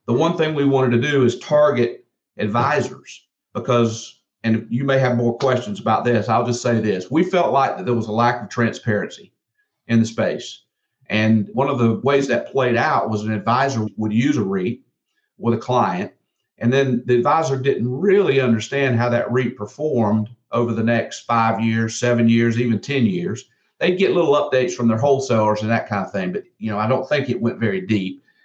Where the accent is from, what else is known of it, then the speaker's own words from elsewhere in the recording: South Georgia, United States; I grew up in South Georgia